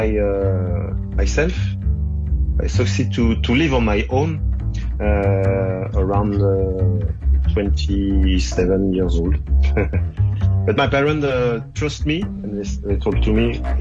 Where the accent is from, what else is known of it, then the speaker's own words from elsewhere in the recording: Angers, Pays de la Loire, France; English is a second language; I was born in Angers. Angers, it's a small town in the west of France.